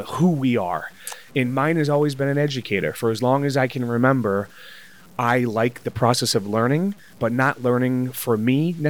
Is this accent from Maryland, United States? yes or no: no; North Attleboro, Massachusetts, United States; North Attleboro, Massachusetts, right down the street from Foxborough.